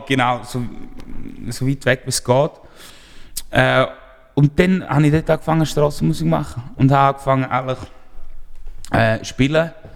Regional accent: Appenzell, Appenzell Innerrhoden, Switzerland; ich komme aus einem kleinen Dorf, ich bin in Appenzell aufgewachsen

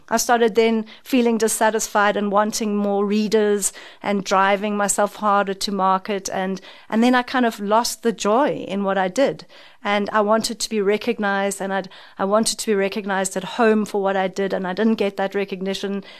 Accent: South Africa; as a South African

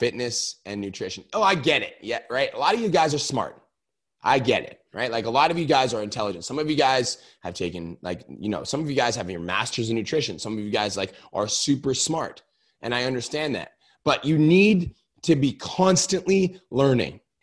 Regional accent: Canada; I'm Canadian.

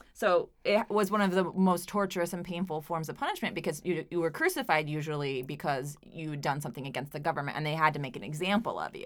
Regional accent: Oklahoma, United States; now in Providence, United States; my small Oklahoma town

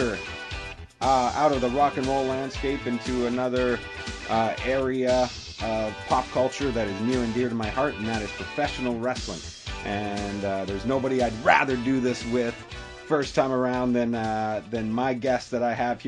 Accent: Calgary, Alberta, Canada; I grew up in Calgary, and we used to only get two wrestling shows every Saturday

